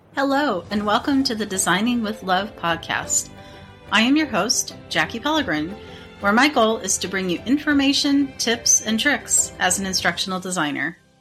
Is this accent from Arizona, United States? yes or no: yes; Arizona, United States; I was born and raised in Arizona, and I still live here